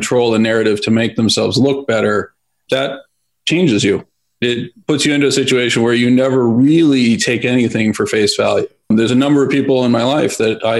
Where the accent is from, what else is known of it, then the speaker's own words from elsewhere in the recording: outside San Francisco, Northern California, United States; I grew up in Northern California on a small farm outside of San Francisco